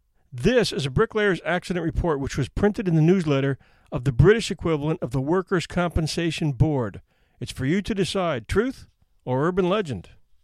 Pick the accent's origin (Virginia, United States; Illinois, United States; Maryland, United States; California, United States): Virginia, United States; Virginia Beach; I thought it had happened in my hometown of Virginia Beach, at the Food Line on Virginia Beach Boulevard.